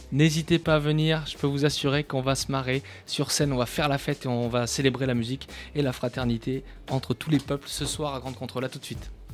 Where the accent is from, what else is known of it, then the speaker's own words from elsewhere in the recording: Périgord, Nouvelle-Aquitaine, France; je viens d'un petit village du Périgord